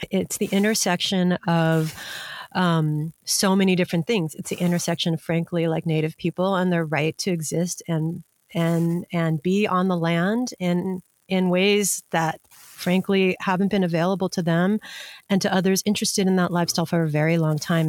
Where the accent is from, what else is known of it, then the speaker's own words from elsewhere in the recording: Hawaii, United States; for those of us growing up in Hawaii